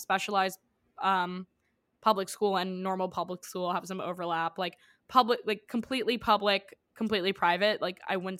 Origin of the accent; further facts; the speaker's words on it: New York City, New York, United States; I grew up in New York City, and I went to public school from basically preschool till the end of ninth grade.